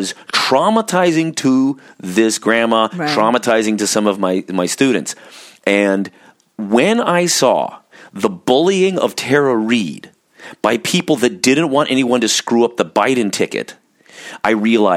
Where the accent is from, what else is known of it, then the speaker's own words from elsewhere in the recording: Orange County, California, United States; I grew up in Orange County, California, which is kind of this conservative California Bible Belt